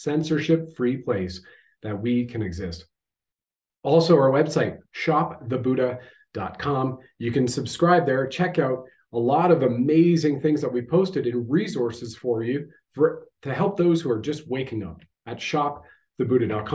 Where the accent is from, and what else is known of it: Canada